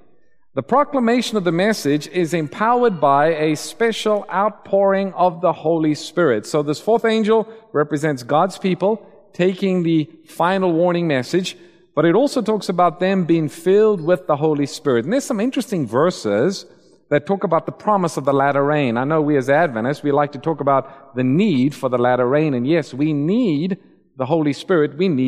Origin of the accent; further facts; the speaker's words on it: Eswatini; I spent some time in the mission field growing up in Swaziland